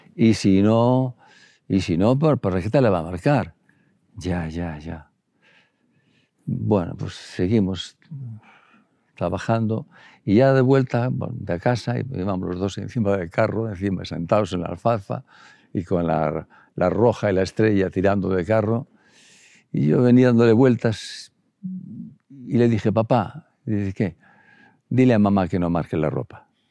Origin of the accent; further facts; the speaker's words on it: El Bierzo, Castile and León, Spain; moved away; en el Bierzo es que somos medio gallegos, medio bercianos, medio leoneses, medio, medio asturianos